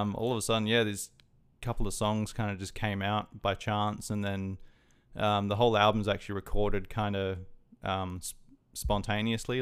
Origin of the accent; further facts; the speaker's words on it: Adelaide, South Australia, Australia; moved away as an adult; now in Brisbane, Australia; I'm originally from Adelaide. I only moved up to Brisbane, uh, just over twelve months ago